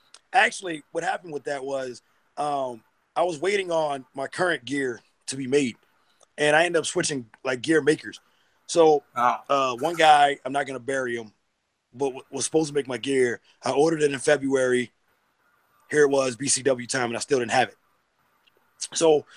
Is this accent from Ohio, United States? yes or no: no; Boston, Massachusetts, United States; moved away as an adult; now in Norfolk, United States; I'm from Boston